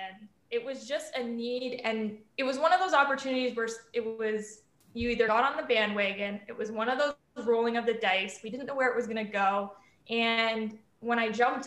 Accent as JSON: {"language": "English", "country": "United Kingdom", "moved": "yes", "said": "being from the UK"}